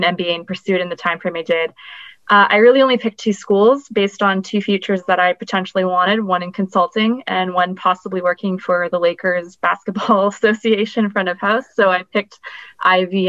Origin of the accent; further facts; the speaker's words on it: Vancouver, British Columbia, Canada; I grew up in Vancouver, British Columbia